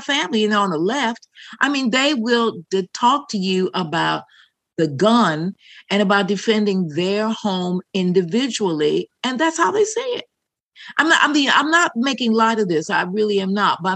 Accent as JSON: {"language": "English", "country": "United States", "said": "being an American"}